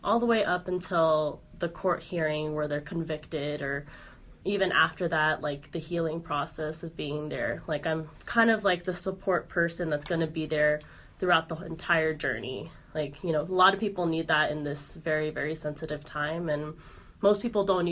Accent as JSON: {"language": "English", "town": "Las Vegas", "region": "Nevada", "country": "United States", "tie": "born or raised there", "said": "I was born and raised in Las Vegas"}